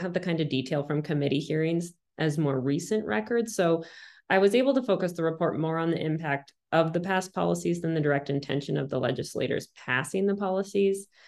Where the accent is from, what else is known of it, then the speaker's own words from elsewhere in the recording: Montana, United States; growing up in Montana and and and not a wealthy person